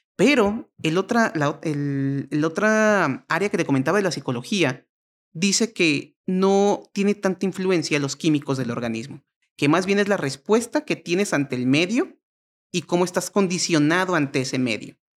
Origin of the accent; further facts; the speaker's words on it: Mexico; yo como mexicano